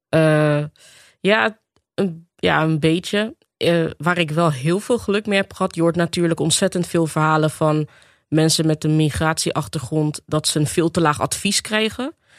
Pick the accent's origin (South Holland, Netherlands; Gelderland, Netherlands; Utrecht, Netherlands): South Holland, Netherlands; Rotterdam; geboren en getogen in Rotterdam. Eh, opgegroeid in de Afrikanerwijk.